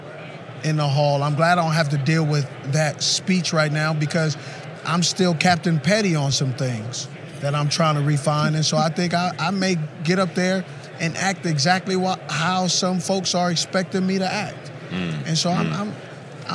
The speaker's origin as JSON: {"language": "English", "town": "Los Angeles", "region": "California", "country": "United States", "tie": "born or raised there", "said": "I grew up in Los Angeles"}